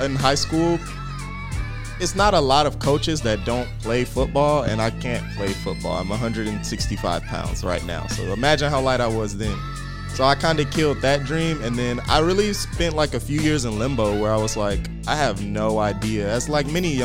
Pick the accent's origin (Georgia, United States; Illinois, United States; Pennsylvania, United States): Georgia, United States; Riverdale; I'm from Riverdale, Georgia